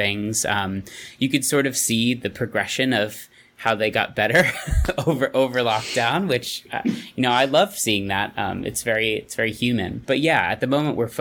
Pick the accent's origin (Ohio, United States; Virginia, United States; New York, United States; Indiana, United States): New York, United States; moved away; I'm from New York